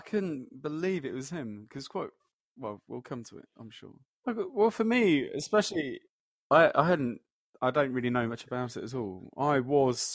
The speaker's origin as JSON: {"language": "English", "town": "Leicester", "region": "East Midlands", "country": "United Kingdom", "moved": "yes", "lives_now": "London, United Kingdom", "said": "I'm from Leicester. I'm also living in London"}